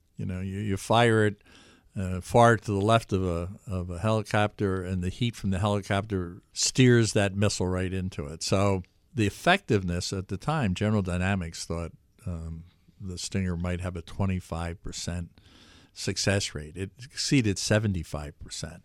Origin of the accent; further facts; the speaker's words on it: Philadelphia, Pennsylvania, United States; also born or lived in Washington suburbs; now in New York, United States; I was born in the Philadelphia area, and I lived in capitals around the world.